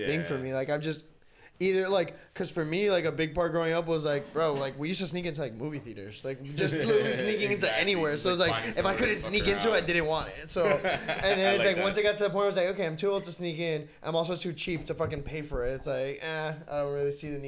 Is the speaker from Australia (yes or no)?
no; Miami, Florida, United States; growing up in Miami